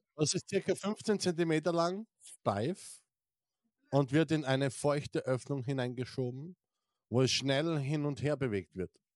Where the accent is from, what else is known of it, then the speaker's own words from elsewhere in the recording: Styria, Austria; ich bin ja aus der St. Eiermark